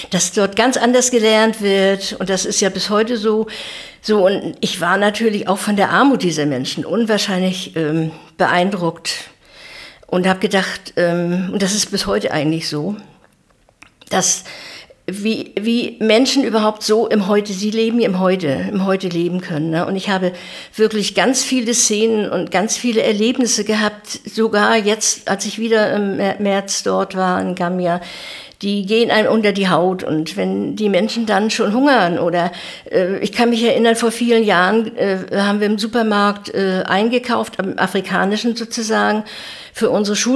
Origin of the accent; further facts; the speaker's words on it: East Germany, Germany; du weißt, ich bin ein Kind der DDR, worauf ich eigentlich auch sehr stolz bin.